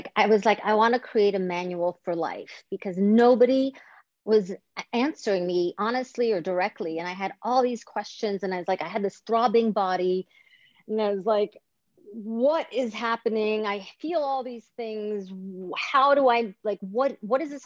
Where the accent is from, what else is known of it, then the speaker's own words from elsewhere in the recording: Greece; moved away; I grew up in Greece